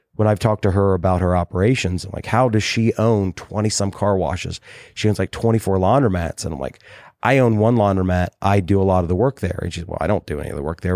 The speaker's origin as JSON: {"language": "English", "region": "Southern Ohio", "country": "United States", "tie": "born or raised there", "said": "everybody I grew up with in Southern Ohio"}